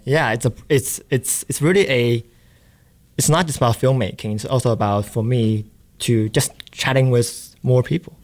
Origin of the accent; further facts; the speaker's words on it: China; moved away as an adult; also born or lived in Boston; I'm from China